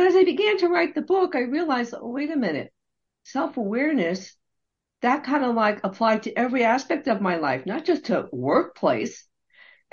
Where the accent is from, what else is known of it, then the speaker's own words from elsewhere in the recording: United States; I'm a first generation Chinese American born in America